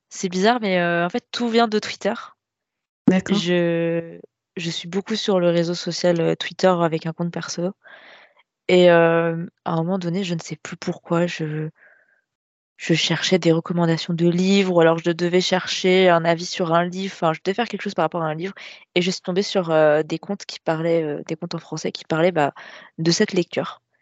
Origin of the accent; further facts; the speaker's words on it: Nantes, Pays de la Loire, France; Nantes. Je suis de l'ouest de la France.